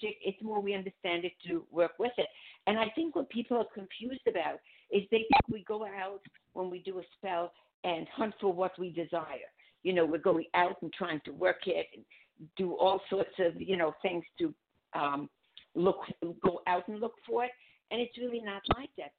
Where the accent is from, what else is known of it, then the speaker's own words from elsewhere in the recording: Budapest, Hungary; moved away; I'm from Budapest